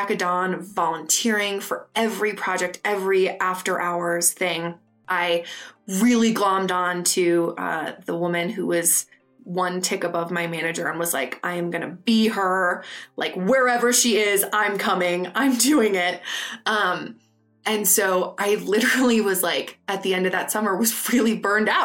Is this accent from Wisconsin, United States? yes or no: yes; Madison, Wisconsin, United States; moved away as an adult; also born or lived in London; now in New York, United States; I grew up in Madison, Wisconsin, which is a great city